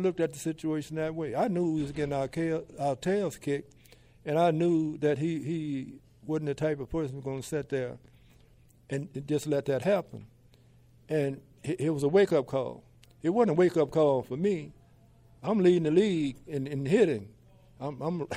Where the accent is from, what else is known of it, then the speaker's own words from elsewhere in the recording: Mobile, Alabama, United States; I come from an area in Africatown Plateau, Mobile, that has 19 neighborhoods in my district.